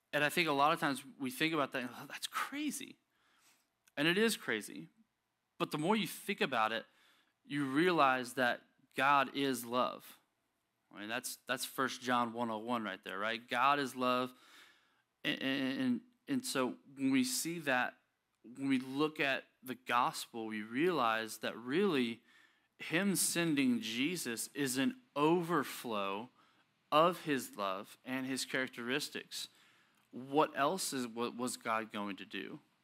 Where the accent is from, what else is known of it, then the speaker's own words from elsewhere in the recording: United States; we're American